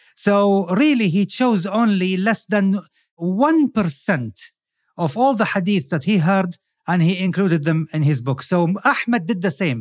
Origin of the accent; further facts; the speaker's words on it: Saudi Arabia; I'm from Saudi Arabia